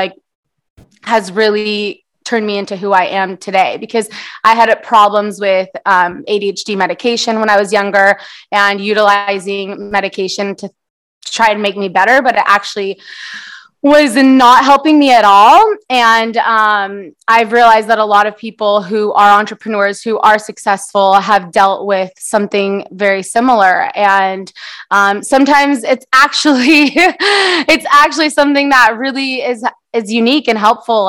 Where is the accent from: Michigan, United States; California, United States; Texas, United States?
California, United States; San Diego; first language Portuguese; English is a second language; I actually was born here in San Diego, but my first language is Portuguese.